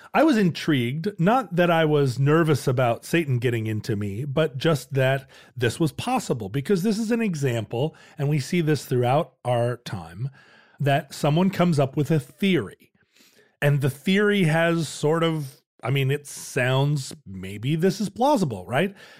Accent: Alaska, United States; growing up in Alaska, we had the outdoors to play

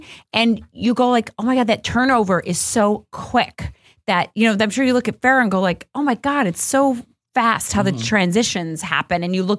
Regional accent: Chicago, Illinois, United States; accent: Chicago; Do you hear my Chicago accent?

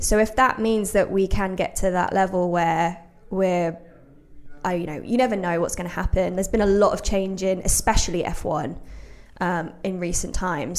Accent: Brixworth, East Midlands, United Kingdom; I grew up in Brixworth as well, which is just north of Northampton

